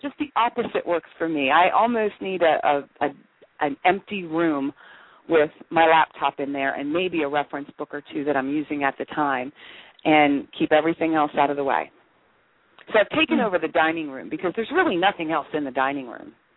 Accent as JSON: {"language": "English", "region": "Maryland", "country": "United States", "moved": "as an adult", "lives_now": "Phoenix, United States", "said": "I'm originally from Maryland, back on the East Coast. We moved to Phoenix about 11 years ago"}